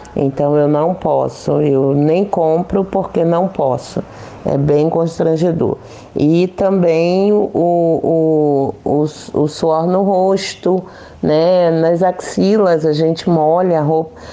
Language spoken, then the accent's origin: Portuguese; Rio de Janeiro, Brazil; now in Praia Grande, Brazil; Sou carioca, mas moro na cidade de Praia Grande, litoral de São Paulo